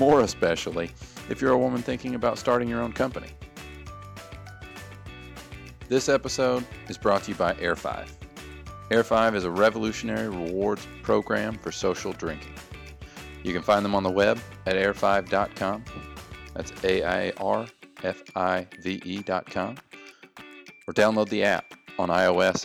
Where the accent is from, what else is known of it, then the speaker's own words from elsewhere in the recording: Nashville, Tennessee, United States; Xena Free is based in Nashville, Tennessee, which is my hometown